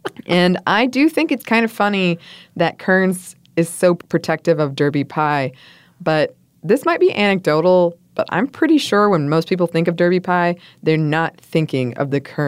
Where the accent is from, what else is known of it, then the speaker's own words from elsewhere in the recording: Montreal, Quebec, Canada; first language English; my first language is English, but I'm from Montreal, so I speak French.